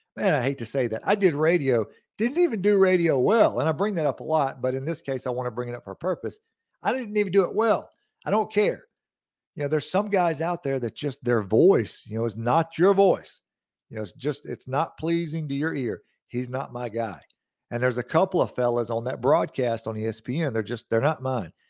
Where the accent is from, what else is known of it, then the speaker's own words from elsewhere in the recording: Lawrence County, Mississippi, United States; I'm born and raised here. I'm from Lawrence County